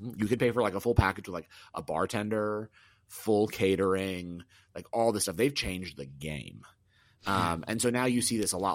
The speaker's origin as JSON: {"language": "English", "region": "the South", "country": "United States", "tie": "born or raised there", "said": "I'm from the South"}